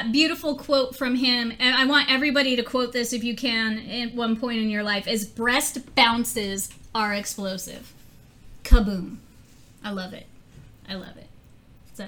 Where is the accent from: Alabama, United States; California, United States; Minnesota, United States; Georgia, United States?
California, United States; Los Angeles; I grew up in Little Tokyo in Chinatown